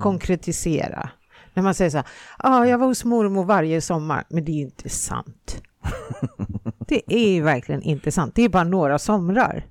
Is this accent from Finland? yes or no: yes; Finland; moved away; jag är från Finland